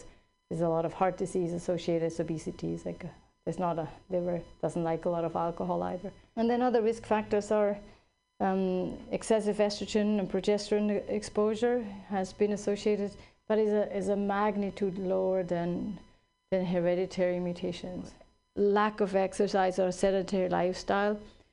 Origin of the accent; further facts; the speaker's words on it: Switzerland; now in California, United States; I grew up in Switzerland